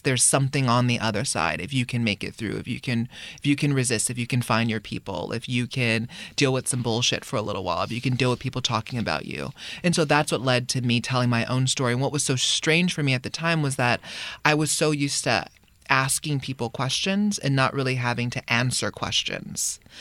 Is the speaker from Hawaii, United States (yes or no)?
yes; Hawaii, United States; moved away as an adult; we, we grew up in Hawaii